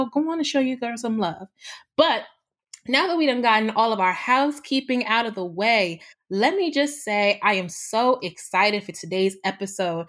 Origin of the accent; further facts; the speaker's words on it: Washington, District of Columbia, United States; I am a DC girl, born and raised